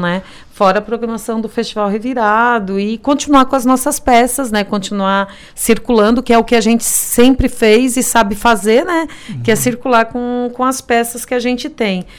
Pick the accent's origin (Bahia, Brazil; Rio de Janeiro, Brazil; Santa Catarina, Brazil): Santa Catarina, Brazil; Criciúma; que somos aqui de Criciúma